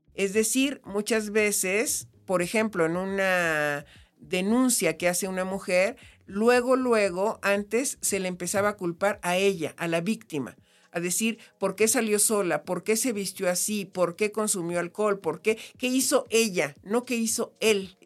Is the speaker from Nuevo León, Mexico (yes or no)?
no; Comitán, Chiapas, Mexico; yo soy chiapaneca, nací en Comitán